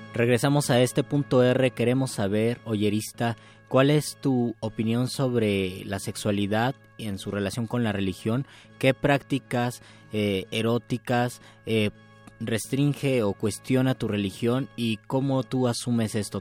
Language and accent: Spanish; Mexico; yo como muchos mexicanos, soy de un catolicismo en un sentido social o cultural